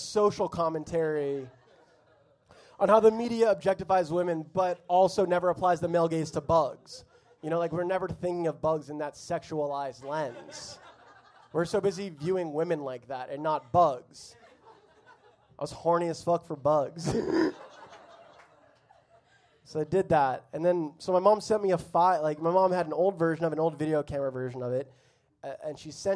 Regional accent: Florida, United States; I grew up in Florida

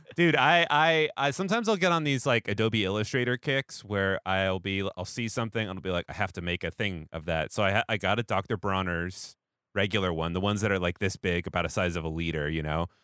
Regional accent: Seattle, Washington, United States; moved away; also born or lived in Portland, Oregon; I'm from Seattle where we have Dick's Hamburgers

